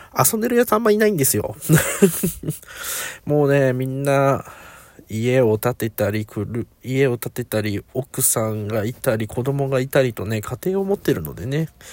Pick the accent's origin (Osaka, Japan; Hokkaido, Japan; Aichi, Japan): Aichi, Japan; now in Kanagawa, Japan; もともと自分は地元が愛知で